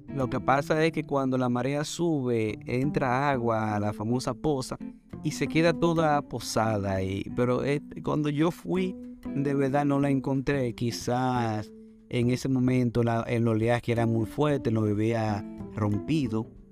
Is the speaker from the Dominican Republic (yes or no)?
yes; Dominican Republic; nosotros somos dominicanos